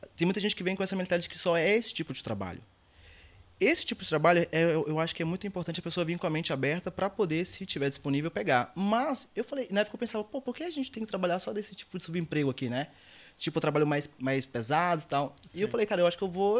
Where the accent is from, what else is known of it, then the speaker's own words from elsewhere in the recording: Governador Valadares, Minas Gerais, Brazil; moved away as an adult; also born or lived in Belo Horizonte / Serra da Estrela, Portugal / Scotland; eu nasci em Belo Horizonte, na capital, fui para Valadares e cresci lá trabalhava, estudava, tudo aquilo